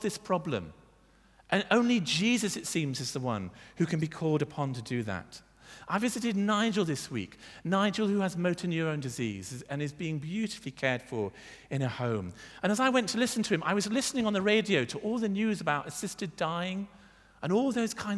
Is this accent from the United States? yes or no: no; United Kingdom; now in Bath, United Kingdom; we're British.